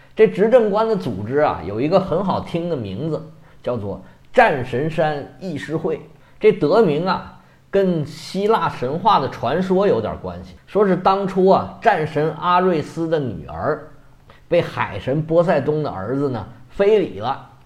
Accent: Cantonese-speaking, Guangdong, China; 用我们广东话来讲叫食脑

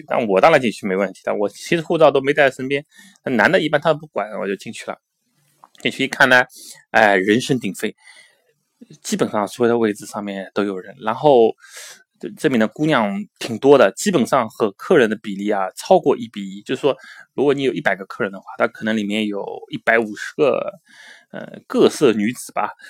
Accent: Shanghai, China; 听说我是从这个中国来的啊，我跟他说从上海来的，他知道上海这个城市。

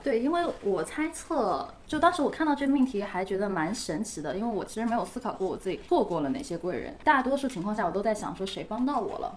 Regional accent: Hangzhou, Zhejiang, China; 因为我杭州人嘛

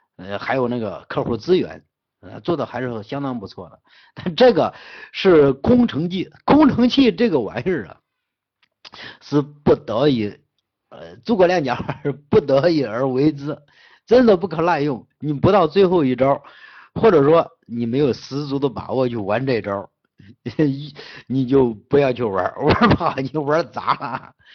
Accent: Henan, China; 我们河南人跟河南人做生意是最难做了，真的。我在全在整个西北跟外地人打交道是最好打，但是跟河南老乡打交道是

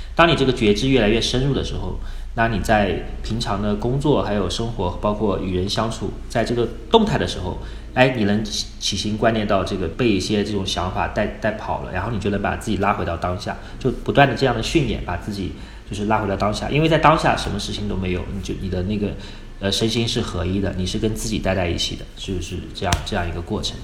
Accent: Wuhu, Anhui, China; moved away as an adult; now in Dali, China; 我老家是安徽芜湖的

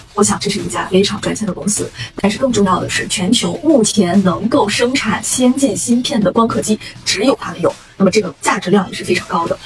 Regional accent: China; 我们中国人

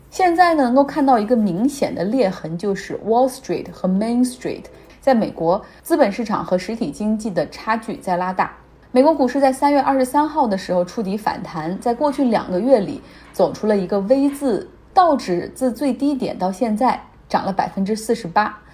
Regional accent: Harbin, Heilongjiang, China; 就像我老家，就黑龙江、哈尔滨

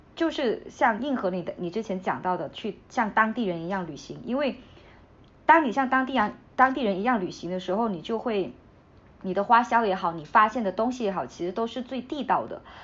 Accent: Hainan, China; 是我家这边，我最近回家，我妈妈她吃的东西，你刚才提到花生嘛，还有这些有机产品嘛，呃，海南这边还是可以满足这种基本的消，需求的，在乡镇

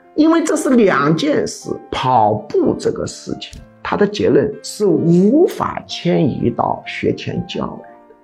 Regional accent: China; 我们中国人

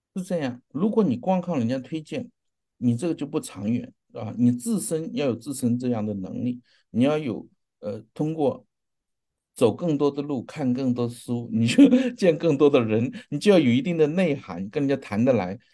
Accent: China; 我们中国人

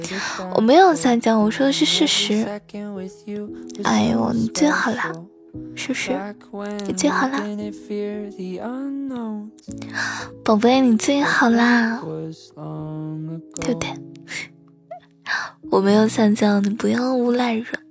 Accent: Suzhou, Jiangsu, China; 也欢迎大家来到江苏。对呀，你听了我这么久的节目，你都不知道我是苏州的呀？

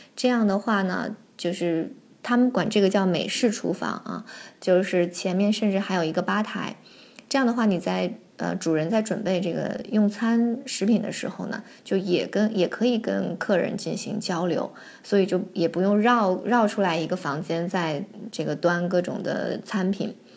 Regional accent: Harbin, Heilongjiang, China; now in France; 我是哈尔滨的嘛，我们在冬天这个窗户也是有两层的这种窗玻璃

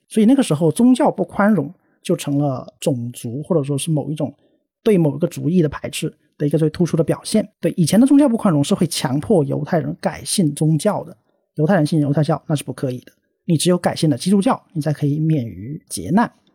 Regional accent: China; 我们自己的同胞或者是我们中国人

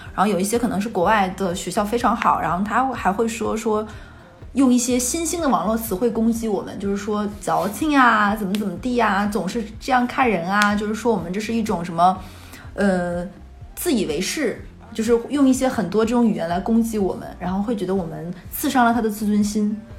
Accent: Northeast China, China; moved away; 因为我们东北这边二婚是在晚上

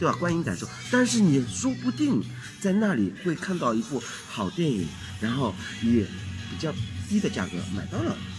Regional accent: Shanghai, China; 对啊，这就是作为一个老上海人的这种优势出来了，对吧？

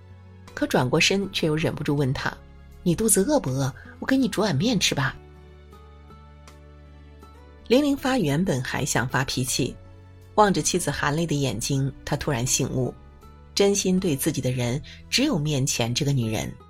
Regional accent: Hunan, China; 我是湖南人，夏夏是成都本地人，我俩都无辣不欢。

